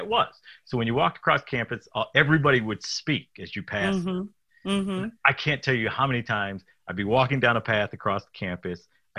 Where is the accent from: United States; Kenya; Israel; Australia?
United States; Detroit, Michigan; moved away as an adult; I grew up in Detroit